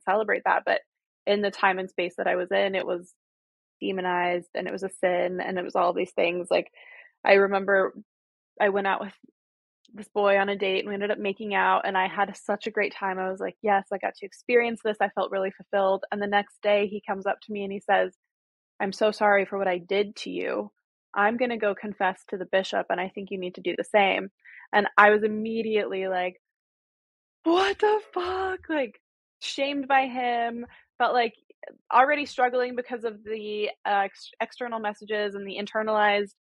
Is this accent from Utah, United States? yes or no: yes; Utah, United States; moved away as an adult; also born or lived in New York; I grew up Mormon in Utah.